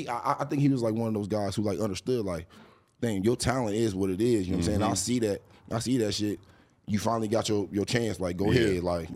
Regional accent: Columbus, Ohio, United States

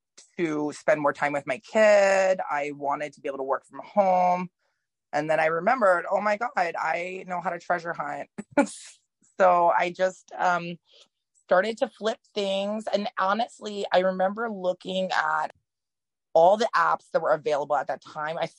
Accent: New Orleans and Mississippi, the coastal South, United States; I'm from the South originally. I was born in Mississippi and I grew up in like the coastal South, like New Orleans and Mississippi.

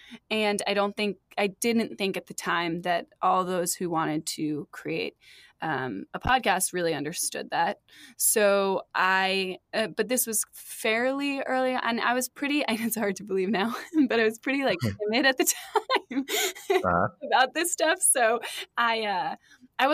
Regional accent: United States; I was so scared that I was going to mess it up in Tokyo and come off as a rude American.

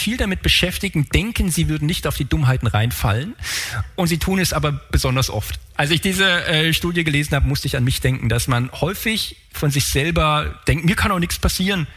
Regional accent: Frankfurt, Hesse, Germany; ich komme aus Frankfurt

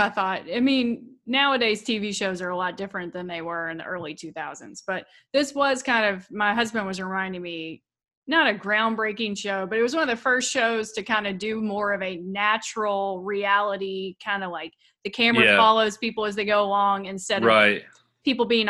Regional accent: Danville, Kentucky, United States; growing up in Danville, we had a pretty big high school football team.

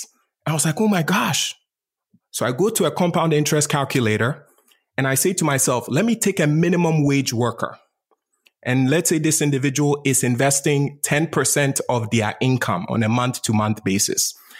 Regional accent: Ghana; So I was born and raised in Ghana, West Africa.

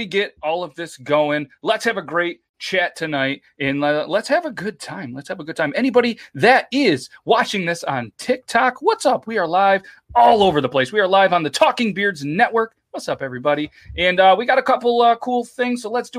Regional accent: Florida, United States; Hey, I'm from Florida.

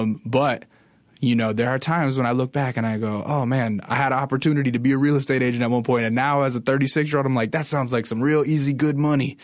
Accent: interior Alaska, United States; I'm from Alaska, but I'm from the interior, w, like, way in the middle of the state

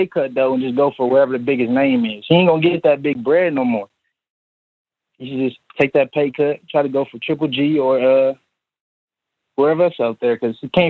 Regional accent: Ohio, United States; now in New York, United States; I'm from Ohio, but I'm living in New York right now.

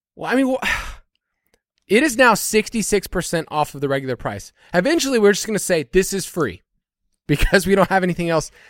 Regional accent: United States; being an American

